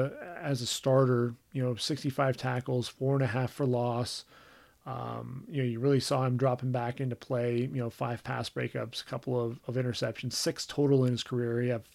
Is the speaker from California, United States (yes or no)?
yes; Southern California, United States; I've been a Ram fan, you know, growing up my whole life, you know, growing up in Southern California.